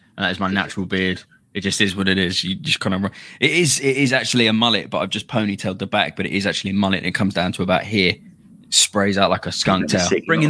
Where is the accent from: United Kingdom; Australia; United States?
United Kingdom; London; moved away as an adult; now in Derbyshire, United Kingdom; Yes, North London.